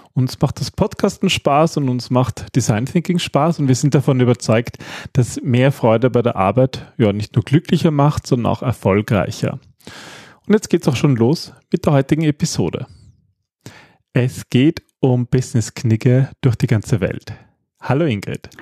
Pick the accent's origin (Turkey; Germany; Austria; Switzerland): Austria; wir Österreicher